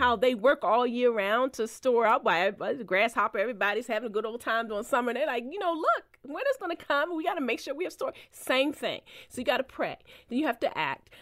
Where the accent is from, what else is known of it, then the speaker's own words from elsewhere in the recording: Baltimore, Maryland, United States; moved away as an adult; I left my hometown paper to go to the Post, so she wasn't happy about that 'cause she wanted me to stay in Baltimore